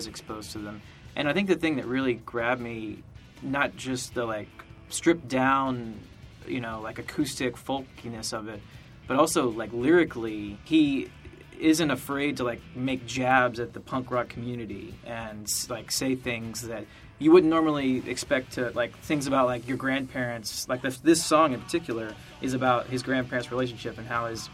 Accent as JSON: {"language": "English", "region": "Georgia", "country": "United States", "tie": "born or raised there", "said": "growing up in Georgia"}